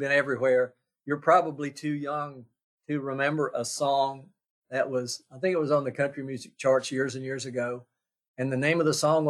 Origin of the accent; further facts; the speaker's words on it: Virginia, United States; I'm from Virginia